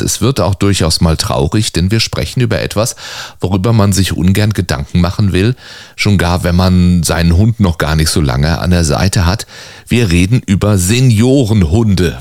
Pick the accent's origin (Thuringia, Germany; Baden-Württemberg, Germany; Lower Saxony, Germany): Baden-Württemberg, Germany; now in Cologne, Germany; ich bin geborener Badener